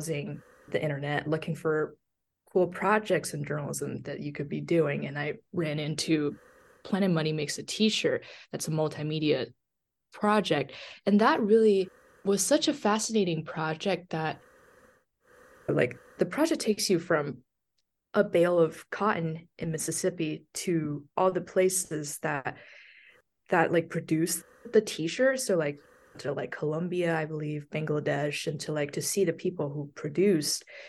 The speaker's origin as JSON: {"language": "English", "region": "southern China", "country": "China", "tie": "born or raised there", "also_born_or_lived": "Beijing / Missouri / North Carolina", "second_language": "English", "moved": "as an adult", "lives_now": "Omaha, United States", "said": "I was born and raised in China"}